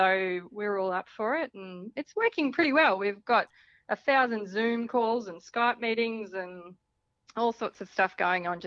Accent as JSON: {"language": "English", "region": "Central Queensland", "country": "Australia", "said": "I'm from Central Queensland. So when I was 15 or something or other, we did a spate of homeschooling"}